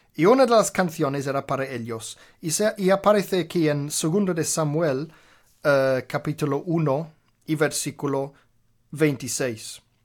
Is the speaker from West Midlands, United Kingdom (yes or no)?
yes; Birmingham, West Midlands, United Kingdom; Spanish is a second language; moved away; en Birmingham, donde nací, en Inglaterra, desde los cinco años de edad hasta los 18 años de edad